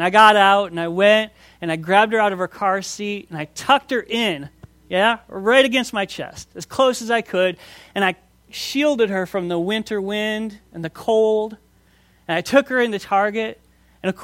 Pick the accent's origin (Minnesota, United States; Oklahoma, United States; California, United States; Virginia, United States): Minnesota, United States; moved away as an adult; I grew up in Minnesota